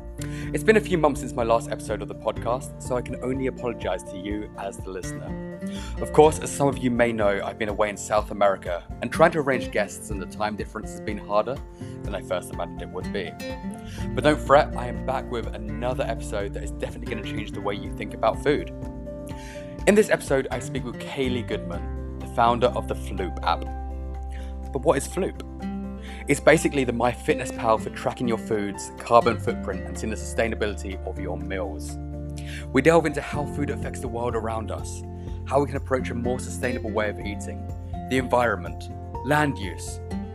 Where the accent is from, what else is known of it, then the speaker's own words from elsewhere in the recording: Mexico; But here we are, we're both from Mexico, two different places, but finally in the same time zone.